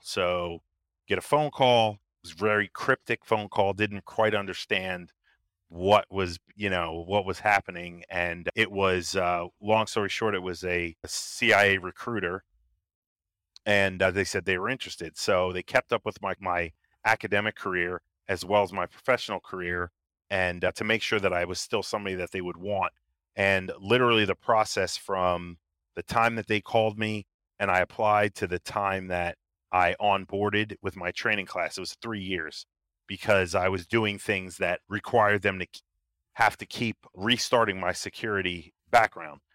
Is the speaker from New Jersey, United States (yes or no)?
yes; New Jersey, United States; In, uh, New Jersey, right on the beach